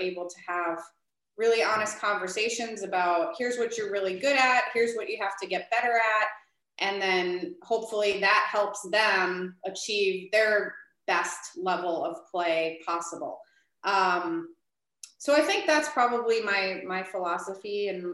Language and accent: English; Midwest, United States; also born or lived in Minnesota; now in Chicago, United States; I'm originally from the Midwest